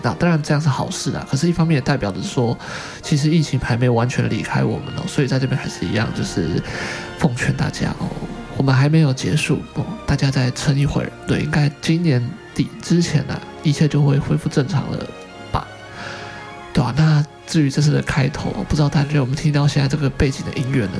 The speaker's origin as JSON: {"language": "Chinese", "country": "Taiwan", "said": "我们台湾人"}